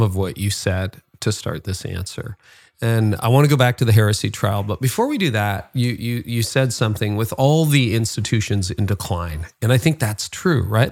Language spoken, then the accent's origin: English; Canada; as a Canadian